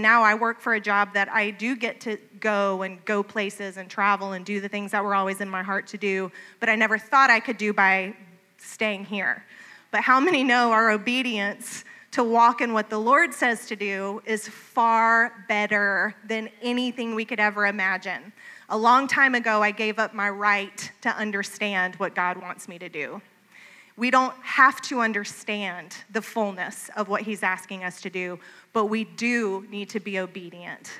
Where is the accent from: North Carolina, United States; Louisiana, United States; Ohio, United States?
North Carolina, United States; Boone; I grew up here in Boone, North Carolina.